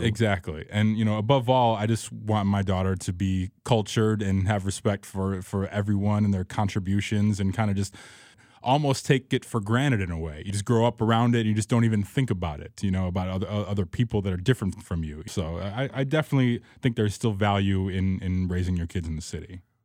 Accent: Chicago, Illinois, United States; growing up in Rogers Park

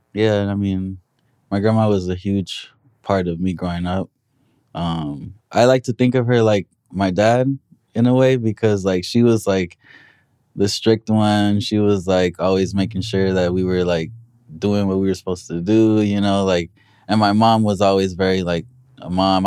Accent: Compton, California, United States; be from Compton and, yeah, rep my city

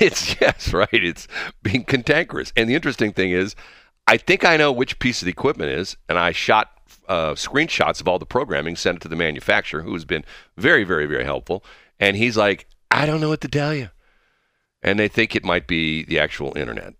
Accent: North County, Missouri, United States; on my street growing up in North County

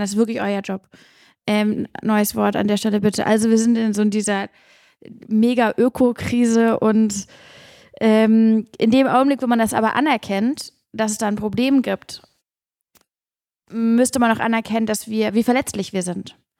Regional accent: Hamburg, Germany; ich bin in der Elbe aufgewachsen in Hamburg und ich bin aufgewachsen an einem Fluss, in dem wir nicht baden durften

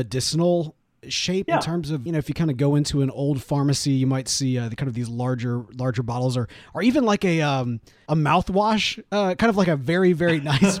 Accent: Mississippi, United States; moved away as an adult; now in Houston, United States; born and raised in Mississippi for the vast majority of my life

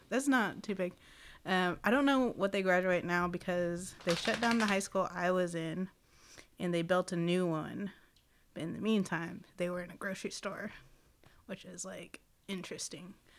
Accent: Seminole, Oklahoma, United States; also born or lived in Chickasaw Country; I was raised in Seminole, Oklahoma

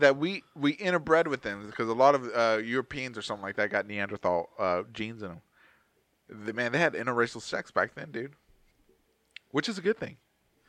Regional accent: Texas, United States; We're from Texas.

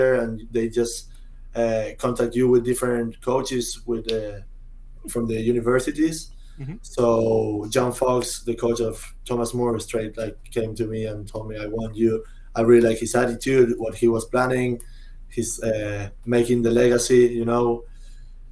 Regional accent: Buenos Aires, Argentina; English is a second language; moved away as an adult; also born or lived in New Zealand; now in United States; I was born in Argentina, Buenos Aires

